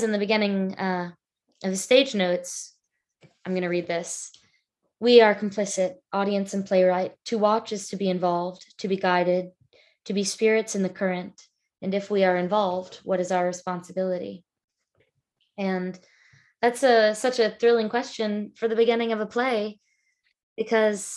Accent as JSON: {"language": "English", "town": "Atlanta", "region": "Georgia", "country": "United States", "tie": "born or raised there", "also_born_or_lived": "Broad River, Northeast Georgia", "moved": "as an adult", "lives_now": "Austin, United States", "said": "I grew up in the Chattahoochee watershed in Georgia."}